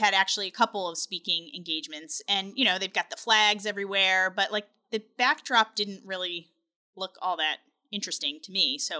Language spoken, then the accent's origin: English; Delaware, United States; I'm from Delaware.